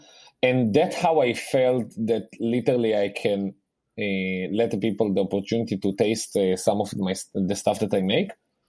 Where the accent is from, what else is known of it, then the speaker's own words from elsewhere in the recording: Rehovot, Central District, Israel; English is a second language; moved away; I grew up in Rehovot. There is a huge Yemenite population there.